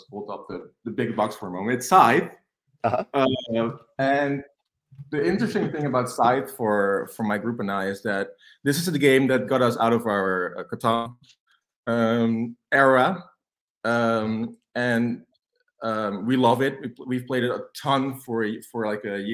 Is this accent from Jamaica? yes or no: no; Netherlands; I'm from Holland. I'm a teacher here, high school teacher